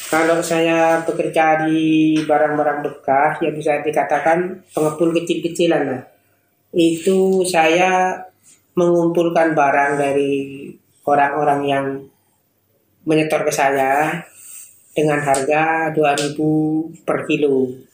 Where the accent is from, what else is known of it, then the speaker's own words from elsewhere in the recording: East Java, Indonesia; now in Surabaya, Indonesia; Saya berasal dari Madura bisa dikatakan, tapi berdomisili di Surabaya sekarang.